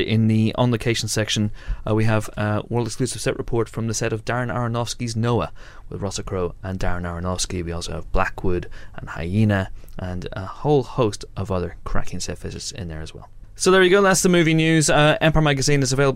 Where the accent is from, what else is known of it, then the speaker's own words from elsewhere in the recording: Ireland; three Irish